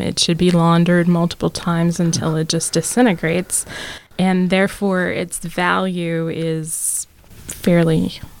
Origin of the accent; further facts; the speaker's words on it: the South, United States; I remember I'm from the South.